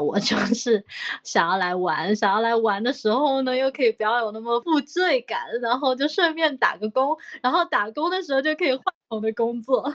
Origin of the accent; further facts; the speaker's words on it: China; moved away as an adult; now in New Zealand; jasmine rice 就是我们中国人最爱吃的泰国香米